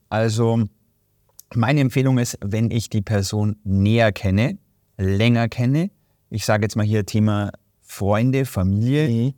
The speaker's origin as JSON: {"language": "German", "country": "Germany", "said": "hier bei uns in Deutschland"}